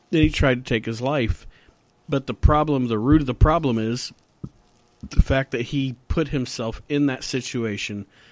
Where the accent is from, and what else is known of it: Ohio, United States